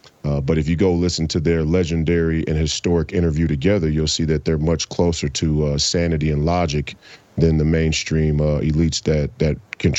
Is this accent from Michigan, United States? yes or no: no; Minnesota, United States; I grew up here in Minnesota, right? Midwest boy to the fullest